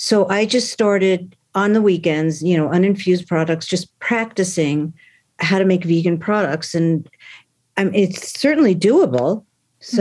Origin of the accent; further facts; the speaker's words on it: New York, United States; now in Boulder, United States; I'm originally from New York.